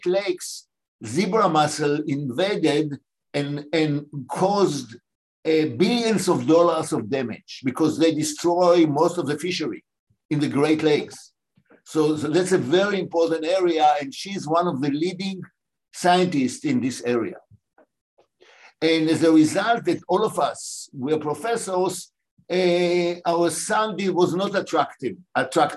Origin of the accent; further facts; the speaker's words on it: Israel; moved away as an adult; also born or lived in Mandatory Palestine; now in United States; I was born in what was called Mandatory Palestine. And I was born 10 and a half months before Israel. My father was a professor of botany, and I grew up in Israel